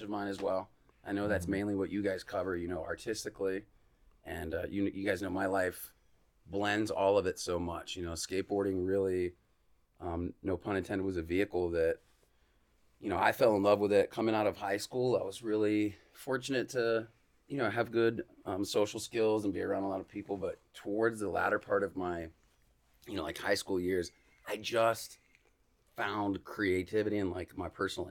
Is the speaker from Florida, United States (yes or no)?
yes; Bradenton, Florida, United States; moved away as an adult; also born or lived in Atlanta / Anna Maria Island; now in St. Petersburg, United States; I have been living in St. Pete now for like 3-4 years, but being from there, you know, I'm in my mid-30s. When I was early 20s, like all of my, you know, young adult creative endeavors were like happening in Bradenton for me.